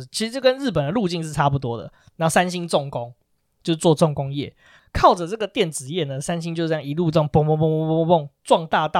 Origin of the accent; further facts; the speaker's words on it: Taiwan; 我们台湾人一天到晚就是跟韩国比来比去嘛。